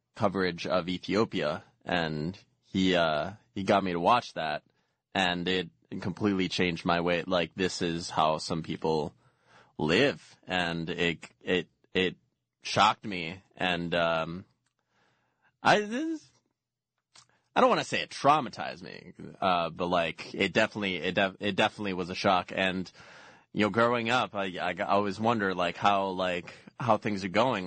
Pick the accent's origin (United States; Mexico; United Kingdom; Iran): Mexico; moved away; growing up in Mexico